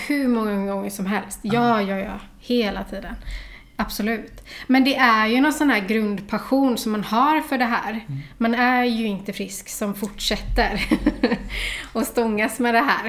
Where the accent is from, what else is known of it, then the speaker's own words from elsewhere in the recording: Gothenburg, Västra Götaland, Sweden; jag är från Olofstorp. Mm. Så det är knappt 20 minuter ut på landet. Där har jag vuxit upp